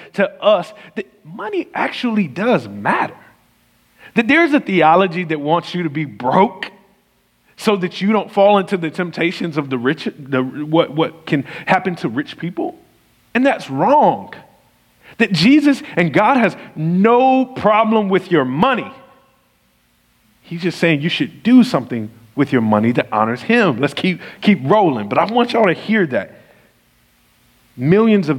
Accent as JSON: {"language": "English", "region": "the South", "country": "United States", "said": "I'm from the South and I pronounce stuff"}